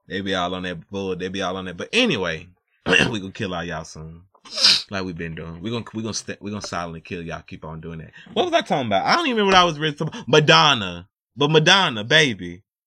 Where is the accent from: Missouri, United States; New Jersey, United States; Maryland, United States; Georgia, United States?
Georgia, United States; Atlanta; I'm from Atlanta